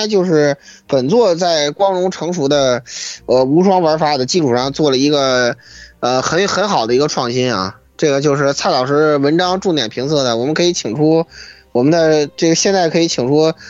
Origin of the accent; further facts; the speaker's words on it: China; 我一个中国人招中国英灵有问题吗？